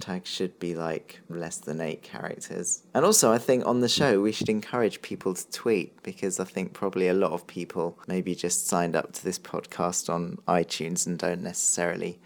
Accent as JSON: {"language": "English", "region": "England", "country": "United Kingdom", "said": "I'm English"}